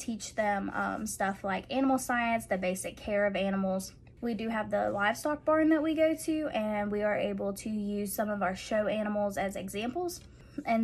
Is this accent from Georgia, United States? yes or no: yes; Warner Robins, Georgia, United States; now in Monroe County, United States; I'm originally from Warner Robins. I went to Housing County High School